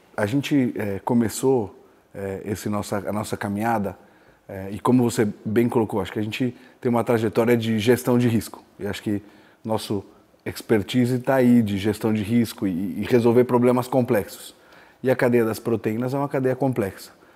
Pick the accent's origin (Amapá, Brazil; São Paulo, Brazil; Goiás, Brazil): São Paulo, Brazil; Araraquara; also born or lived in São Carlos / India / China; sou natural de Araraquara, estudei em São Carlos